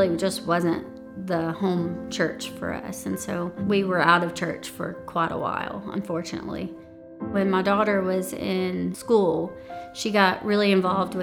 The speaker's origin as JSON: {"language": "English", "town": "Chesnee", "region": "South Carolina", "country": "United States", "tie": "born or raised there", "also_born_or_lived": "Spartanburg, South Carolina", "said": "I was born in Spartanburg, South Carolina, but I lived and grew up in Chesney, South Carolina"}